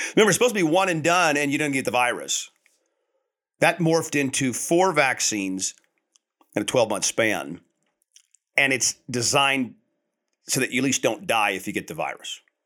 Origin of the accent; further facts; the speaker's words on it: United States; as American people